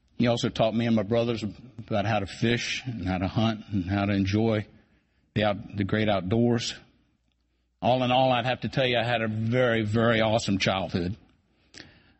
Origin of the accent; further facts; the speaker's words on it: Culpeper County, Virginia, United States; I grew up here in Culpeper County, where I learned to work hard and play hard at everything that I ever did